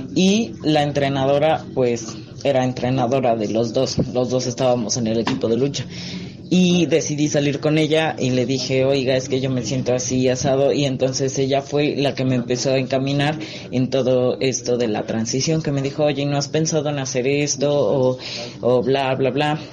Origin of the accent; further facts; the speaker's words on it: Mexico City, Mexico; tengo 19 años y soy de la Ciudad de México.